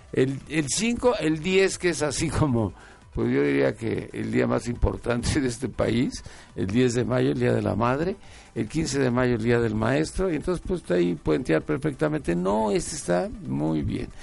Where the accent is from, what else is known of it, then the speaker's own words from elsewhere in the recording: Mexico; somos pues los mexicanos